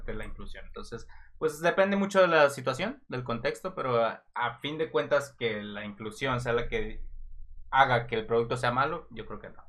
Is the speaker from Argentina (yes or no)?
no; Mexico; yo como mexicano